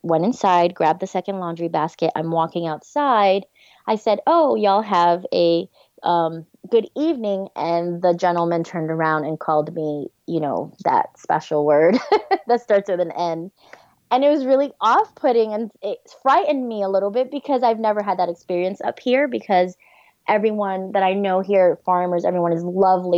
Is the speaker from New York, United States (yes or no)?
yes; New York, United States; moved away as an adult; now in Tennessee, United States; I grew up in New York.